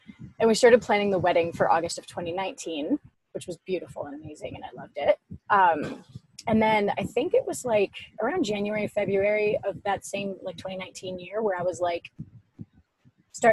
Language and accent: English; Ottawa, Ontario, Canada; I'm from Ottawa in Canada.